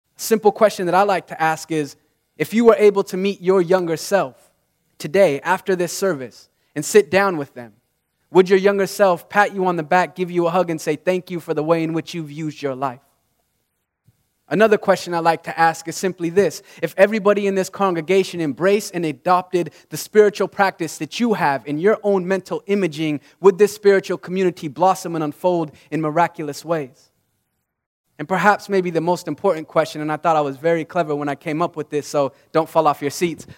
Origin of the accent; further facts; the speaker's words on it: Utah, United States; I grew up in Utah